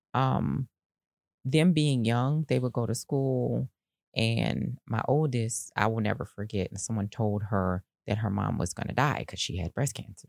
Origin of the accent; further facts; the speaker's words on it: Decatur, United States; growing up in Decatur